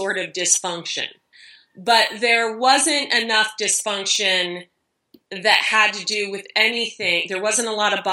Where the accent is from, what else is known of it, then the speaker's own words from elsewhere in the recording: Dayton, Ohio, United States; now in San Diego, United States; I'm from Ohio, I'm a Christian